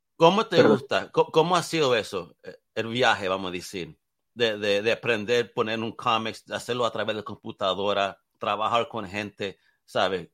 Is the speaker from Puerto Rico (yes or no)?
yes; Puerto Rico; yo soy del Caribe